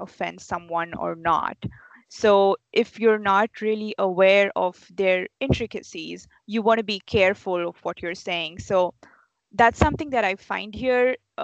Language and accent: English; India; moved away as an adult; now in United States; when I was in India with the same group of friends that I had since childhood